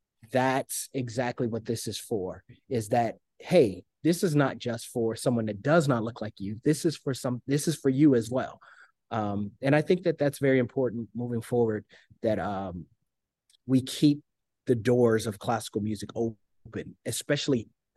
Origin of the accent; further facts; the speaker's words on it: Detroit, Michigan, United States; I'm from Detroit. Everything was rap and hip hop growing up.